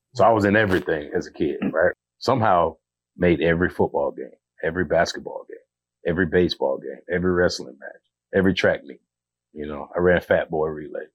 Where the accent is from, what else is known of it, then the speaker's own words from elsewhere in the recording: Georgia, United States; I'm from Georgia. You know, I grew up single parent household.